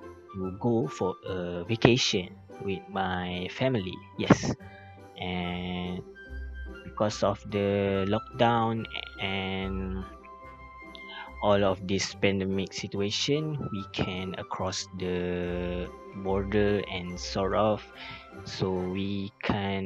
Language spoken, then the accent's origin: English; Pasir Gudang, Johor, Malaysia; I am from Pasir Gudang, Johor